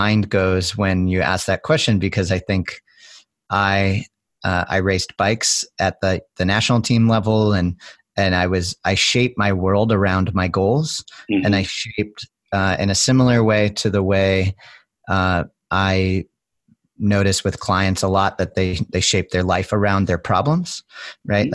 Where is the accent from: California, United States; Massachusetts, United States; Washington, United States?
Massachusetts, United States; Cape Cod, outside of Boston, New England; I grew up as young in New England, where I grew up outside of Boston on Cape Cod